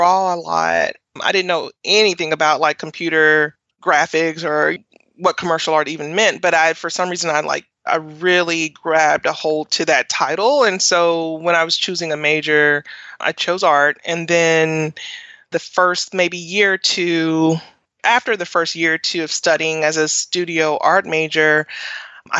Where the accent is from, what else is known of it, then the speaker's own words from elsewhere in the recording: Nashville, Tennessee, United States; I grew up in Nashville and I went to Tennessee State University for undergrad. So that's home, and Nashville is home